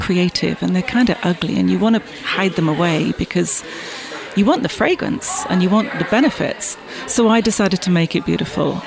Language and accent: English; Bath, South West England, United Kingdom; also born or lived in London; now in New York, United States; I was born in, in, in Bath and grew up there, and then went to London as soon as I could